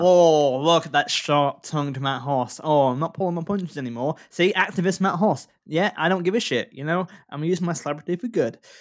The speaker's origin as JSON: {"language": "English", "region": "Yorkshire and the Humber", "country": "United Kingdom", "tie": "born or raised there", "said": "I grew up in North Yorkshire"}